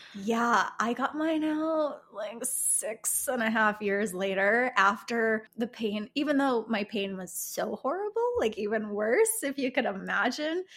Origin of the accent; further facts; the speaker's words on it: Chicago, Illinois, United States; moved away; I lived in Chicago. I grew up in Chicago.